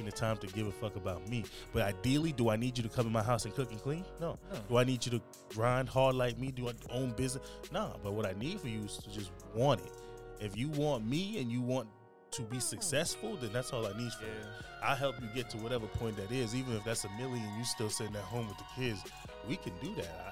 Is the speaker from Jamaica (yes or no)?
yes; Jamaica; now in United States; I'm from Jamaica